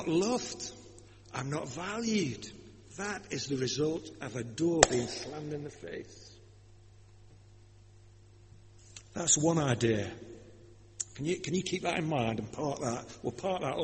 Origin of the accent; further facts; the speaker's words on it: Lancashire, North West England, United Kingdom; accent: Lancashire; My accent, you see. Being from Lancashire